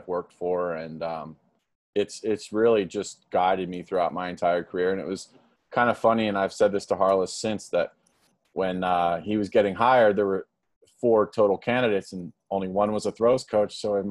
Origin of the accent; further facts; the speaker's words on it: Philadelphia, Pennsylvania, United States; also born or lived in Iowa; now in Blacksburg, United States; I'm originally from Philadelphia